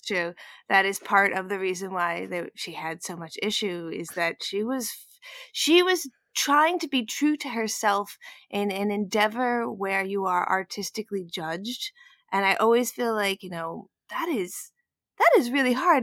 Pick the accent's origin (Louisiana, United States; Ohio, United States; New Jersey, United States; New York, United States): New York, United States; I grew up in New York, but I didn't grow up in any kind of level of, of music